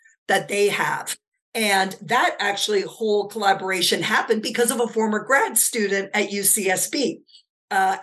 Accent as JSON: {"language": "English", "country": "Canada", "moved": "as an adult", "lives_now": "United States", "said": "as a Canadian, I never perceived myself living in the U.S. I always imagined returning to Canada"}